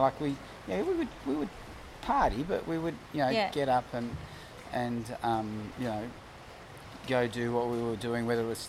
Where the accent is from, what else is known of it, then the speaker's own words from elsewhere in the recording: Melbourne, Victoria, Australia; also born or lived in Jersey, Channel Islands / South Yarra; I grew up in Brunswick. I'm from the other side of the tracks.